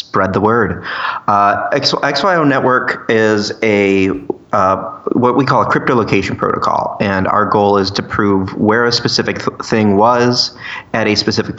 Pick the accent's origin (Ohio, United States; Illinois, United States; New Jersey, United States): Ohio, United States; I'm from Ohio